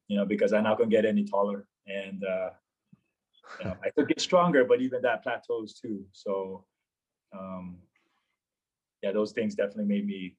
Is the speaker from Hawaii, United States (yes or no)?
yes; Aiea, Hawaii, United States; moved away as an adult; I was born and raised on Oahu. Grew up in a city named Aiea, which is fairly close to Pearl Harbor